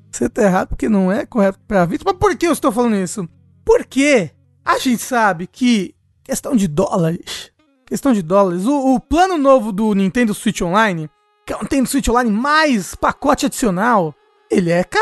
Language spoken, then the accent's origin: Portuguese; Brazil; Acordo todo dia brasileiro.